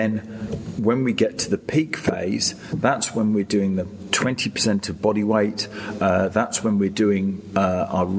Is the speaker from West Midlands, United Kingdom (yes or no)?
no; Lake District, North West England, United Kingdom; born or raised there; now in Sydney, Australia